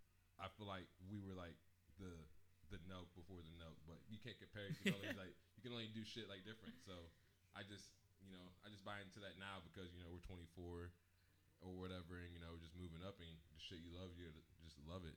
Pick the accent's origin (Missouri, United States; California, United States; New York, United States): Missouri, United States; Farmington; I came from Farmington